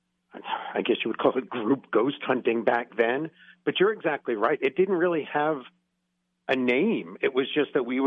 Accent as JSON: {"language": "English", "area": "Hudson Highlands", "region": "New York", "country": "United States", "tie": "born or raised there", "also_born_or_lived": "Georgia", "moved": "as an adult", "lives_now": "Ohio, United States", "said": "I was born and raised in the Hudson Highlands of New York State"}